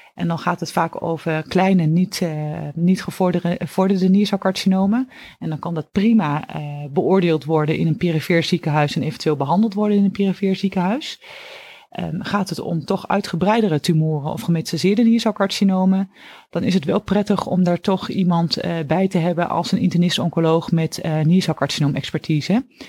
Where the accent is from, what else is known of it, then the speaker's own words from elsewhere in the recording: Oldenzaal, Overijssel, Netherlands; moved away as an adult; now in Utrecht, Netherlands; Ik ben afkomstig uit het oosten van het land, eh, uit Oldenzaal. En ben daar geboren en heb, ben daar eigenlijk ook mijn hele jeugd, eh, opgegroeid.